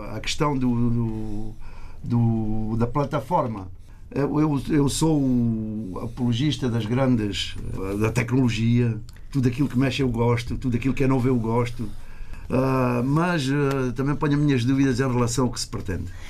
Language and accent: Portuguese; Portugal; moved away; somos portugueses que longe da nossa terra conseguimos singrar